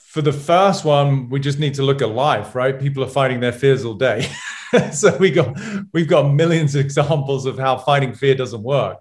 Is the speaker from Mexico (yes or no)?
no; England, United Kingdom; moved away; one of my buddies from England growing up